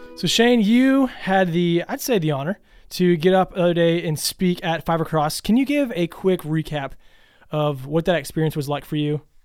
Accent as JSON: {"language": "English", "town": "Louisville", "region": "Kentucky", "country": "United States", "said": "I'm from Louisville"}